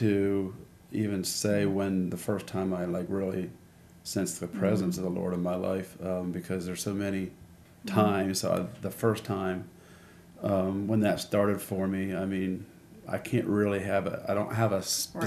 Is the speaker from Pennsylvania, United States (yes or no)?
yes; York County, Pennsylvania, United States; I grew up in York County, Pennsylvania